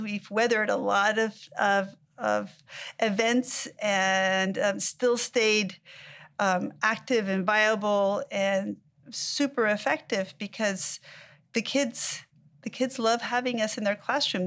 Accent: Mexico; now in United States; I was born in Mexico, I moved to the United States

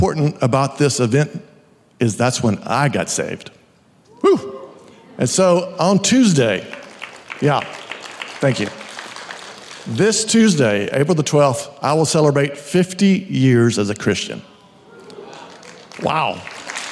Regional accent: Hamilton, Texas, United States; my hometown of Hamilton, Texas

